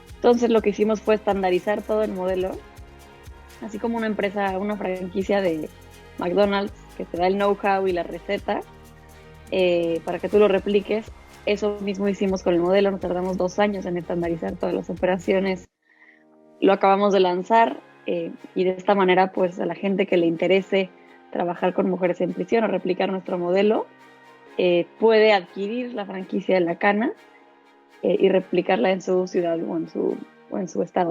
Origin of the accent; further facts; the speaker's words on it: Mexico; soy mexicana, soy abogada.